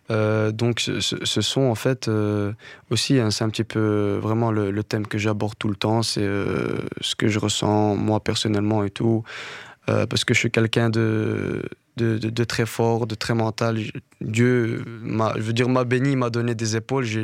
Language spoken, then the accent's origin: French; Morocco; il faut savoir que je suis berbère du Maroc, berbère. Et euh, j'écoutais énormément de chansons riff.